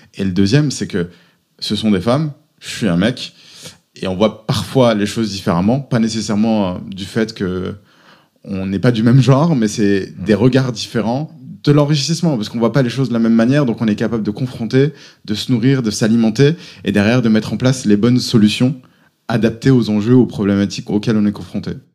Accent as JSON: {"language": "French", "region": "Auvergne-Rhône-Alpes", "country": "France", "tie": "born or raised there", "also_born_or_lived": "Paris / United States / Lille", "moved": "as an adult", "said": "J'ai grandi en Auvergne."}